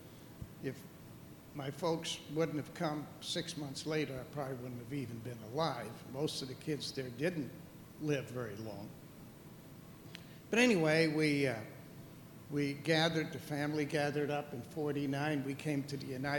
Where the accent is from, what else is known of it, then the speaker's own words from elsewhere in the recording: Amsterdam, North Holland, Netherlands; I was born in Amsterdam, Holland.